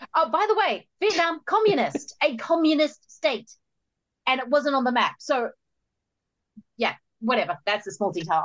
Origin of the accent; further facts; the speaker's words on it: New Zealand; as a New Zealander growing up